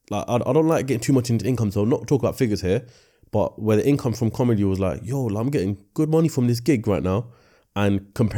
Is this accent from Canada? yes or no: no; Pakistan; Still didn't tell my family, because I'm Pakistani at the end of the day. Regardless how old we get as Pakistanis, our dads, our mums are always going to say something about our career choices.